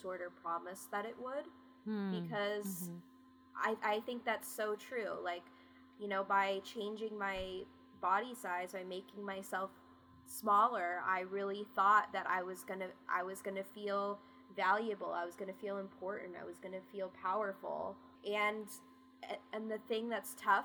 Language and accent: English; West Coast, California, United States; also born or lived in Bennington, Vermont / Plainville, Massachusetts; I grew up on the West Coast